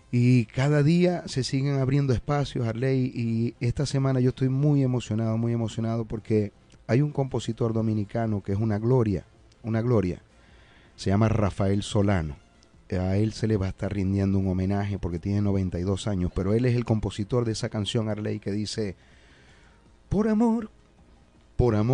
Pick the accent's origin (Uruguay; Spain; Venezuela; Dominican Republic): Venezuela; siendo yo venezolano, me va a tocar el, privilegio y la responsabilidad de cantarle esa canción a ese señor que va a estar aquí en Boston